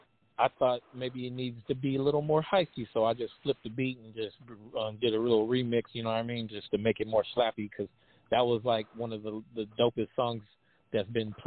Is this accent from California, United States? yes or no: yes; Stockton, California, United States; born or raised there